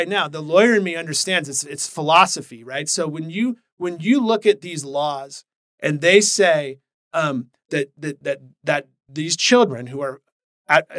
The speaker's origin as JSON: {"language": "English", "town": "Portland", "region": "Oregon", "country": "United States", "tie": "born or raised there", "said": "I'm a Portland native"}